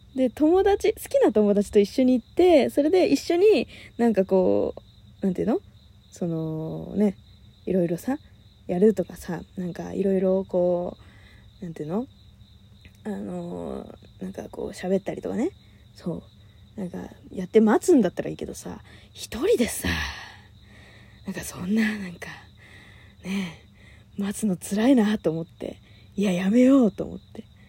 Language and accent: Japanese; Kanagawa, Japan; 私神奈川県出身